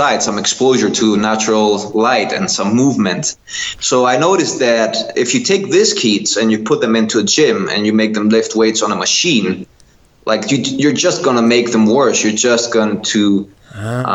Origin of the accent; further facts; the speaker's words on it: Kastoria, Western Macedonia, Greece; English is a second language; moved away as an adult; also born or lived in Netherlands; I moved back to my hometown in Greece. I live in northern Greece, really small town, a really beautiful town, Kastoria